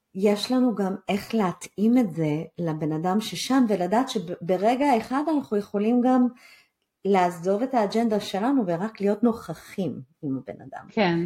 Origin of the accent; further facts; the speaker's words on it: Israel; אנחנו כישראלים